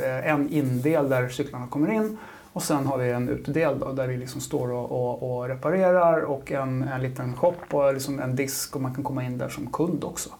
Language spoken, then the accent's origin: Swedish; Huddinge, Stockholm County, Sweden; also born or lived in Hägersten; jag är från Huddinge. Mm. Eh, Huddinge-grabb